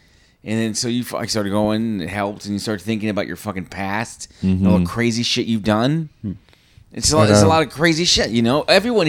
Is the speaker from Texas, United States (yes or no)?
no; New York City, New York, United States; Especially because I grew up in Jackson Heights.